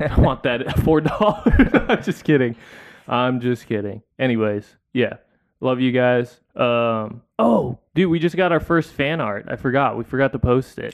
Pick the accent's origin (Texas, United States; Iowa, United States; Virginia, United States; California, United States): California, United States; San Diego; I grew up in San Diego